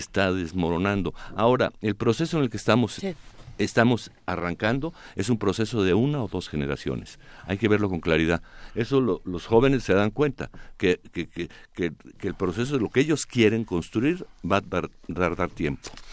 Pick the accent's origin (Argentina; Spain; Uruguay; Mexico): Mexico; ¿Qué somos los demás mexicanos?